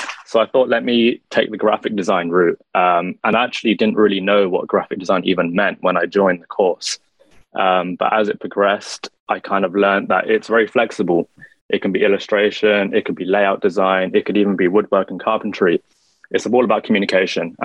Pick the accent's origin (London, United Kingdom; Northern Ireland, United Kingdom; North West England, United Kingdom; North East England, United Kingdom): London, United Kingdom; I'm born and raised in London, UK